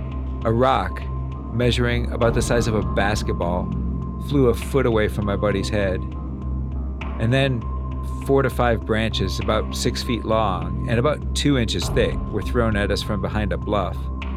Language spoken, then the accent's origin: English; California, United States; Now, I'm born and raised in the Bay Area of California. City life, in other words.